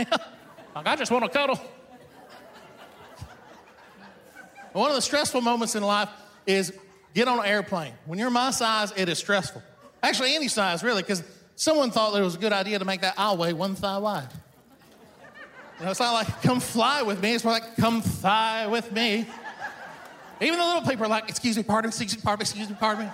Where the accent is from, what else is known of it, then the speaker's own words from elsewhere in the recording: the South, United States; also born or lived in Iran; I've grown up in the South